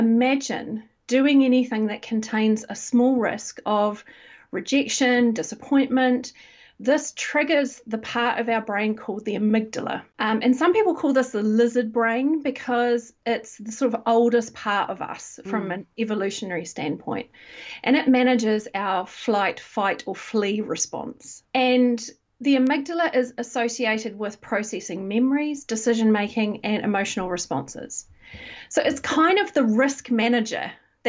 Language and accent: English; New Zealand; moved away as an adult; now in United Kingdom; I'm originally from New Zealand, but I've lived in the UK for about 16 years